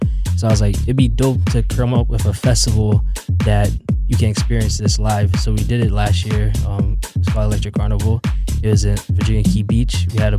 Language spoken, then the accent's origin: English; Jamaica; now in Miami, United States; I'm from Jamaica and I love my country and my music, my culture.